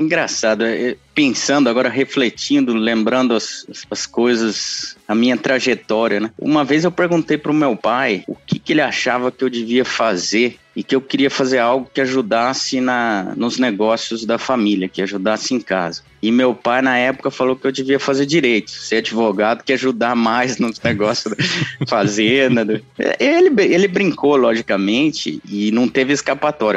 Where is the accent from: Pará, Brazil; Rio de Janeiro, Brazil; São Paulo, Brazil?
São Paulo, Brazil; São José do Rio Pardo; eu cresci em São José do Rio Pardo